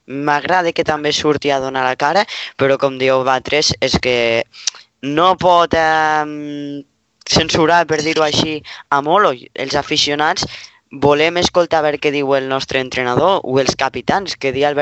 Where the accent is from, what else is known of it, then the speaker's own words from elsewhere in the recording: Lleida, Catalonia, Spain; Sobretot ens l'estimem nosaltres l'escut, els que som de Lleida.